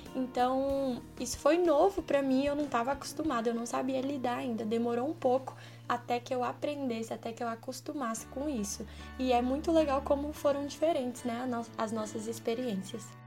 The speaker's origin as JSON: {"language": "Portuguese", "town": "Brasília", "region": "Federal District", "country": "Brazil", "said": "sou de Brasília"}